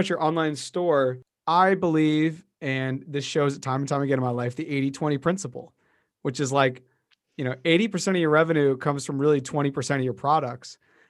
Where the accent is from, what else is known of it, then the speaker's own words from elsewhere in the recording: Beverly, United States; You know, I was raised in Beverly. Yeah. I love the ocean.